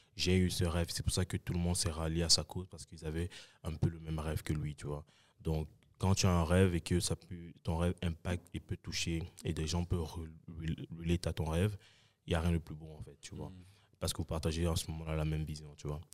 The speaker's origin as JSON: {"language": "French", "country": "Cameroon", "also_born_or_lived": "Saint-Michel, Montreal", "moved": "yes", "lives_now": "Montreal, Canada", "said": "je suis camerounais, africain et fier"}